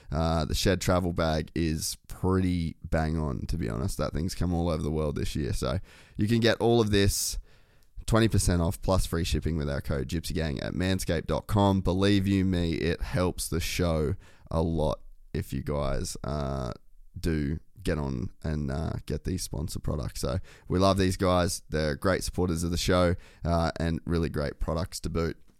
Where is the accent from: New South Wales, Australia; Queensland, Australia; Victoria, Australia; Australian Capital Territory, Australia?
Queensland, Australia; Cairns; moved away as an adult; also born or lived in Huntington Beach, California, United States; now in Burleigh, Australia; I grew up in Cairns